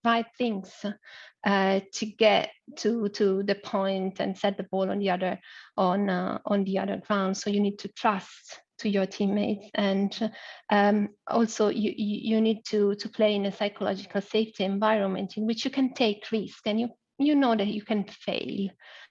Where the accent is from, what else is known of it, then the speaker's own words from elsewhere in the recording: Milan, Lombardy, Italy; I was born in Milan. In Italy.